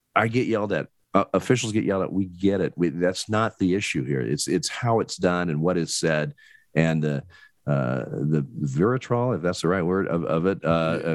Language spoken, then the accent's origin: English; Oregon, United States; I'm originally born and bred in Oregon.